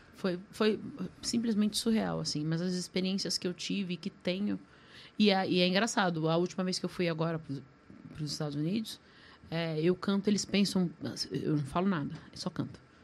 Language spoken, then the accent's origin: Portuguese; Brazil; eu sou brasileira